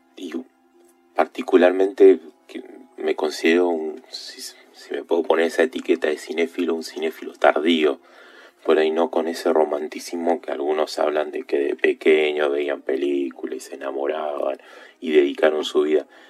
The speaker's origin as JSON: {"language": "Spanish", "region": "Neuquén", "country": "Argentina", "tie": "born or raised there", "said": "Soy de Argentina, vivo en Neuquén, lo que es la zona patagónica desde pequeño"}